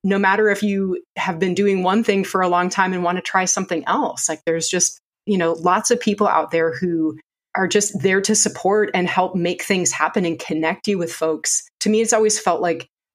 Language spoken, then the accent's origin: English; Minnesota, United States; now in North Carolina, United States; I grew up in Minnesota, but I've been here for over 20 years.